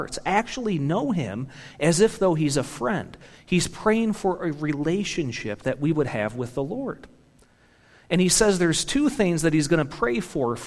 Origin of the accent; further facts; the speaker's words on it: Michigan, United States; I'm from Michigan.